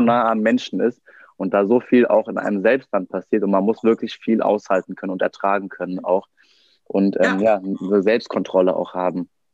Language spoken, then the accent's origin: German; Germany; wir als Deutsche